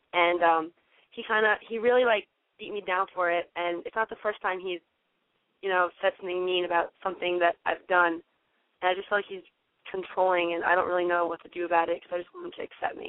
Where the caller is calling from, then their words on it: New Jersey, United States; I'm calling from New Jersey. I'm 18 years old